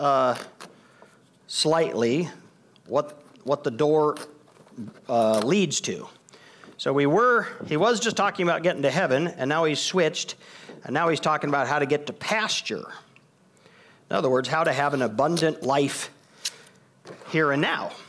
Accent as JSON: {"language": "English", "country": "United States", "said": "I'm an American"}